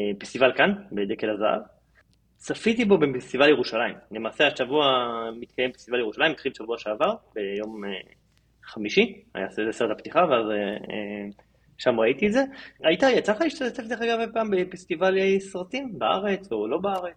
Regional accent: Israel; לנו כישראלים

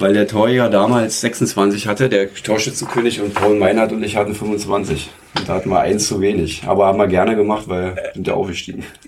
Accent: Zeuthen, Brandenburg, Germany; meine Heimat ist ja Zeuthen. Ich habe ja damals auch ähm, so als Jugendlicher die Fusion mitgemacht mit SG Zeuthen

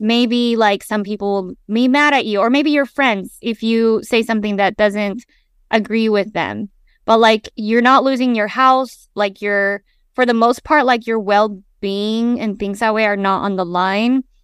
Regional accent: Salt Lake City, Utah, United States; I grew up in Salt Lake City, Utah, it's a predominantly white space

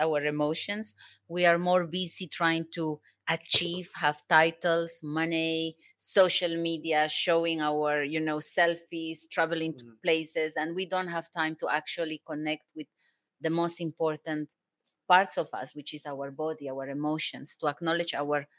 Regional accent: Cusco, Peru; English is a second language; moved away as an adult; also born or lived in Germany; I come from Peru.

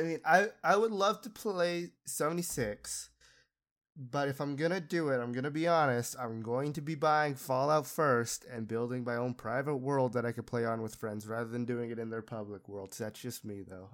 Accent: Utah, United States; I grew up in Utah

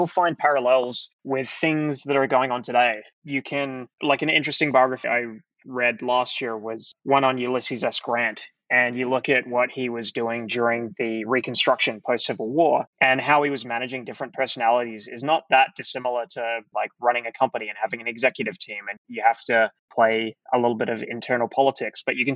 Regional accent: Adelaide, South Australia, Australia; moved away as an adult; also born or lived in Melbourne; I grew up in Adelaide, which is a city in the south of Australia. And I spent sort of all of my life there up until my early 20s

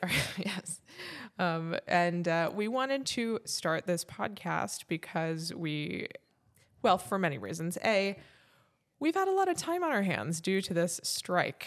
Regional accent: Fontana, California, United States; also born or lived in Fullerton, California / Orange County, California; I grew up in Fontana, California, which is probably one of the least exciting places

